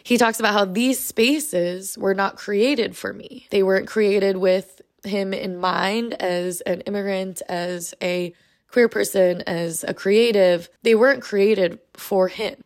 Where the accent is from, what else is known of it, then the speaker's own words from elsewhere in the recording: United States; I'm Asian American